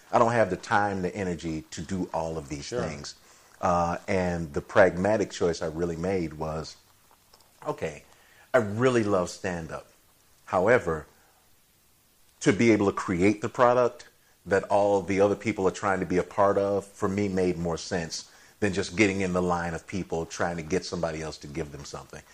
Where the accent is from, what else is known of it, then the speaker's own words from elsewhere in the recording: Chicago, Illinois, United States; I'm from Chicago as well.